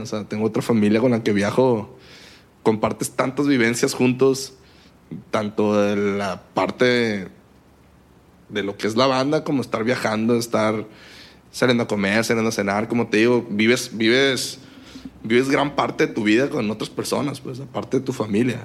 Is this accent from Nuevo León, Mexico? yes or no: no; Culiacán, Sinaloa, Mexico; moved away; also born or lived in Monterrey; soy de Culiacán, Sinaloa